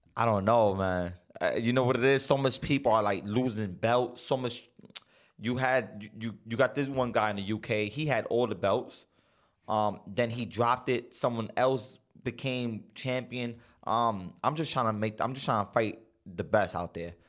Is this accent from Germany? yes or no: no; San Miguelito, Panama; I came from San Miguelito